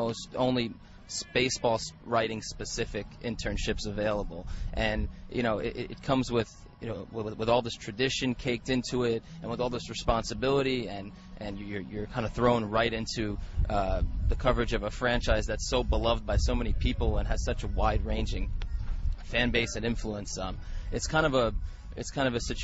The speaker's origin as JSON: {"language": "English", "region": "East Coast", "country": "United States", "also_born_or_lived": "Missouri", "moved": "as an adult", "said": "I'm from the East Coast"}